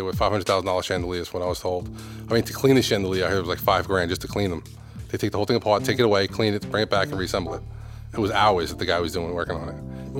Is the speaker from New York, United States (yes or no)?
yes; New York City, New York, United States; I was raised in Brooklyn, raised by a single mom and one sister. We grew up in a large house with all family, you know, aunts, uncles, grandparents.